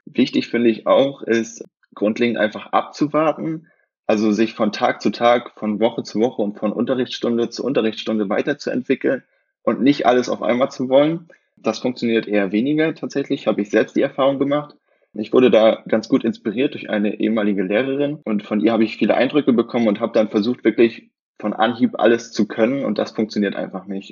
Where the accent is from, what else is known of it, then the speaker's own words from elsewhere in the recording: near Rostock, Mecklenburg-Vorpommern, Germany; moved away; also born or lived in Potsdam; ich komme aus der Nähe von Rostock, aus dem wunderschönen Bundesland